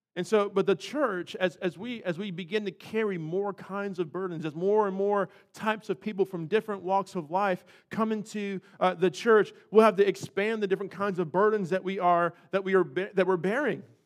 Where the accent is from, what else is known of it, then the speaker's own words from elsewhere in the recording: California, United States; now in North Carolina, United States; I was raised in California.